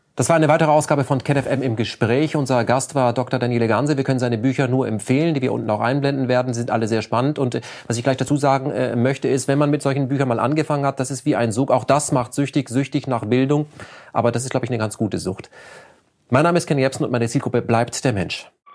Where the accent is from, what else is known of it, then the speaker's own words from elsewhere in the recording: Germany; als Deutscher